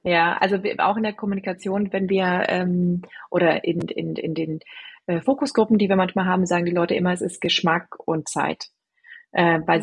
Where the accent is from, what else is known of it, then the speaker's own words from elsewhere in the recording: Germany; also born or lived in London; bin Deutsche